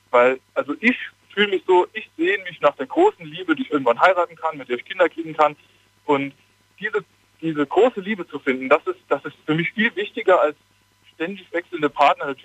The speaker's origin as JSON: {"language": "German", "region": "Saarland", "country": "Germany", "said": "Äh, ich komme eigentlich aus dem Saarland."}